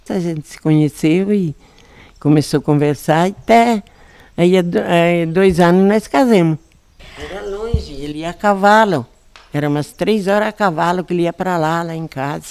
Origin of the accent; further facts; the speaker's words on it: Domingos Martins, Espírito Santo, Brazil; moved away as an adult; also born or lived in Castelinho, Vargem Alta; now in Vargem Alta, Brazil; Lá em em Aracê, Domingos Martins